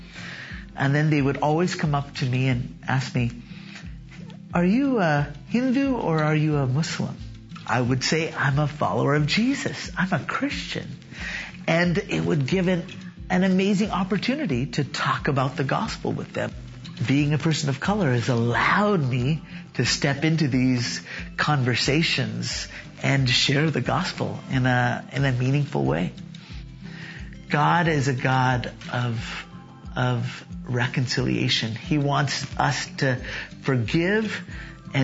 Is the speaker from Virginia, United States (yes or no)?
no; Dallas, Texas, United States; also born or lived in Turkey; now in Linden, United States; I am originally from India, but I was born in Dallas, Texas. Yeah, living and growing up as an Indian in America